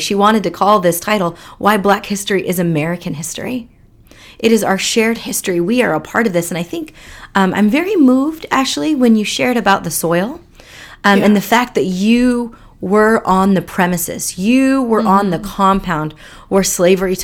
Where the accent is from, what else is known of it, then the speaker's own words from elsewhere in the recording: India; also born or lived in Seattle area, United States; now in Seattle, United States; I am a Indian immigrant living in the Seattle area.